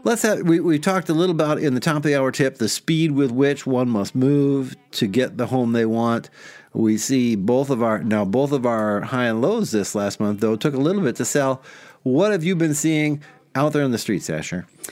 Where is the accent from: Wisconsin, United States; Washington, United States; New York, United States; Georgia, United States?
Wisconsin, United States; Milwaukee; I grew up in Milwaukee, home of Manpower International